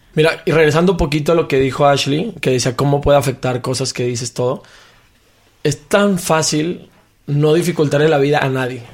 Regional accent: Mexico; Como mexicano

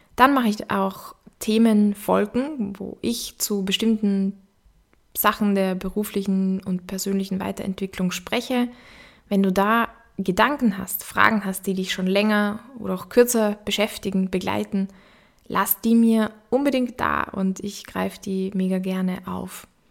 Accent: Upper Austria, Austria; accent: Austrian; moved away as an adult; also born or lived in Vienna; Vielleicht hörst du das auch, dass ich aus Österreich komme. Genauer gesagt wurde ich in Oberösterreich geboren und bin dann zum Studieren nach Wien gekommen

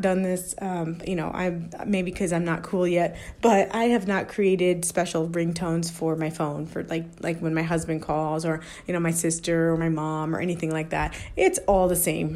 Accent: United States; the freedoms that we as American citizens enjoy

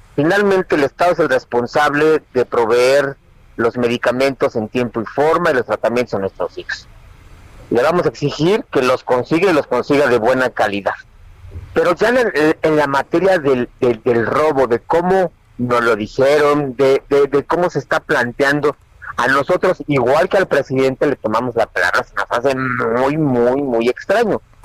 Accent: Mexico; los mexicanos no creemos

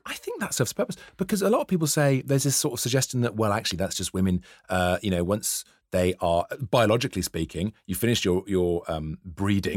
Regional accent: near Tintern Abbey, Wales, United Kingdom; I grew up near Tintin Abbey

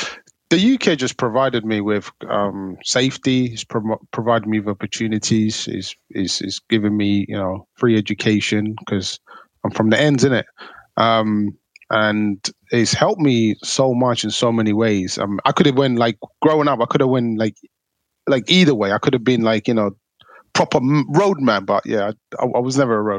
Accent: Somalia; English is a second language; Like when I came from Somalia, because my mum, she's from the Ethiopia side, a place called Gondar.

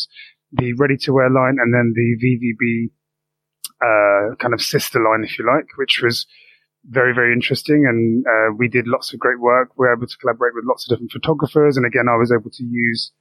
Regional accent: London, United Kingdom; I'm born and bred in South East London

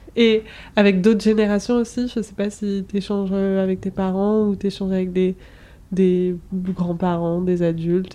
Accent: Brittany, France; j'ai grandi en Bretagne

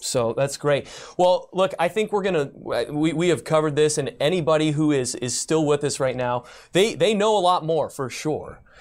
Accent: Michigan, United States; also born or lived in Detroit; Michigander. I'm a Michigander

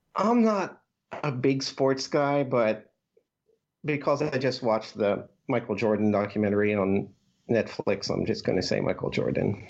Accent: Bourgogne-Franche-Comté, France; growing up in France

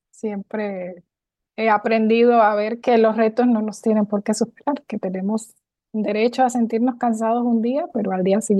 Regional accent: near the Colombian border, Venezuelan Andes, Venezuela; moved away as an adult; now in Costa Rica; ciudad que está ubicada en los Andes venezolanos, frontera con Colombia. Me crié en una ciudad cercana a Colombia

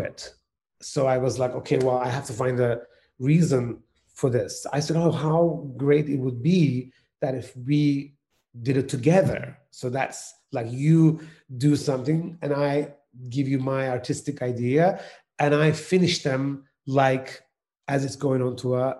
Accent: Turkey; moved away; I come from Turkey. And when I was studying in the music college, I studied piano and cello in the conservatoire in Turkey

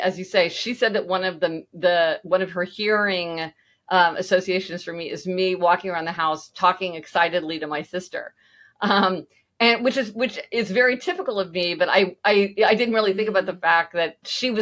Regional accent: Kansas City, Missouri, United States; moved away; I'm from Kansas City

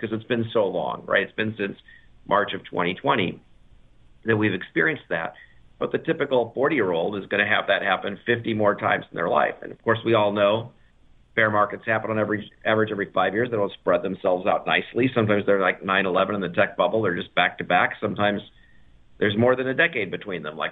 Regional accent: United States; being an American

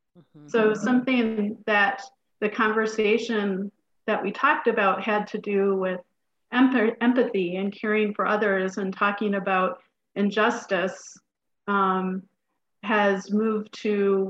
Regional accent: outside of Detroit, Michigan, United States; I grew up outside of Detroit. And I was born in 1969. My parents moved to Detroit in 1962. So as a family, like on the outside, I lived in a suburb.

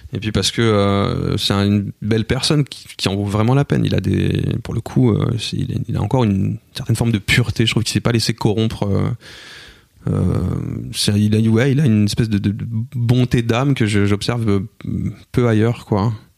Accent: Cergy, Île-de-France, France; on a grandi à Sergi

